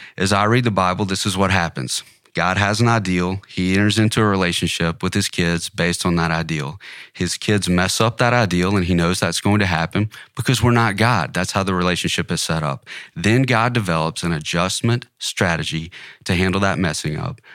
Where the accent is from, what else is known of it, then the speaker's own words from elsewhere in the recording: the South, Southern United States, United States; Being a Southerner, being a long-term Christian